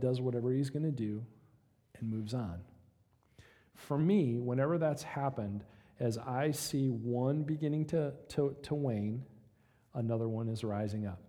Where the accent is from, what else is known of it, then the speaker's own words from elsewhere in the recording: United States; we as American Christians